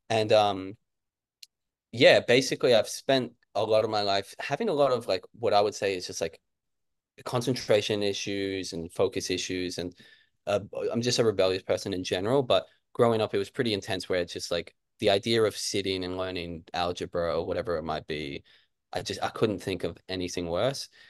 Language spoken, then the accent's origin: English; Brisbane, Queensland, Australia; also born or lived in Kentucky; I grew up here in Brisbane, and when I was like real young, we moved back to Kentucky. So I'm half American.